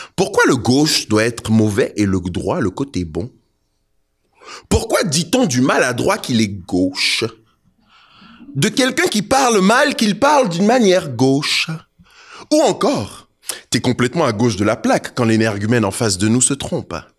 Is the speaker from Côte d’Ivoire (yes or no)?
yes; Côte d’Ivoire; also born or lived in Togo (ancestry); now in Canada; suis d'origine togolaise, je suis né en Côte d'Ivoire, ça fait 22 ans que je suis au Canada.